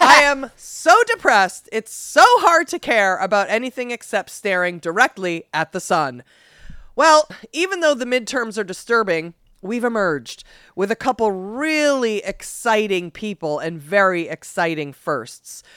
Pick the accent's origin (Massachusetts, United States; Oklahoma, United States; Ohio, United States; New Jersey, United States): Massachusetts, United States; my home state of Massachusetts